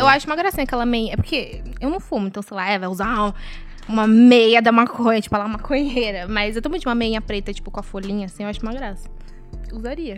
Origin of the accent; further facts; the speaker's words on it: Brazil; a gente, como brasileiro